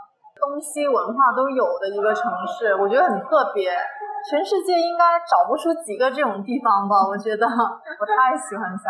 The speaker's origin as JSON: {"language": "Chinese", "region": "Guangdong", "country": "China", "said": "对，我是广东的。"}